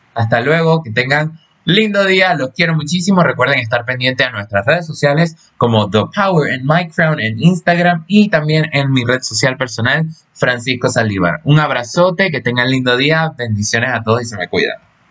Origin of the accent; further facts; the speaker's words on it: Panama; mi país natal, Panamá